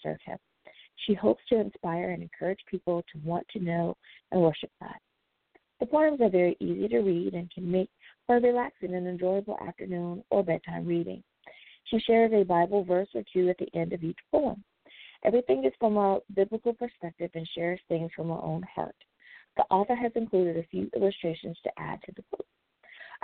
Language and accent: English; United States; my home country of the USA